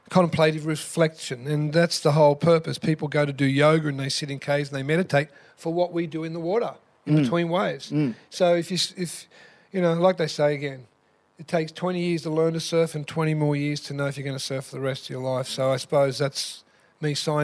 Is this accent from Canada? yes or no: no; Sydney, New South Wales, Australia; growing up in Chippendale Redfern as a kid with my mum and my dad